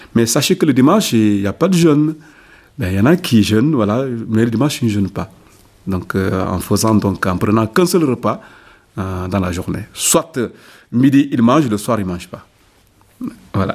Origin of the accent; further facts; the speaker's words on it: Ziguinchor, Senegal; moved away as an adult; now in Figeac, France; dans ma région d'origine, la région de Gigachon, la Casamance